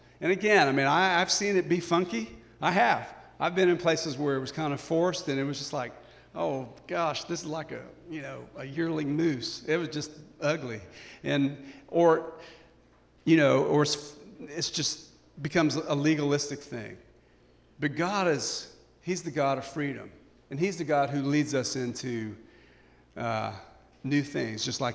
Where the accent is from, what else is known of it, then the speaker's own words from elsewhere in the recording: United States; we're so American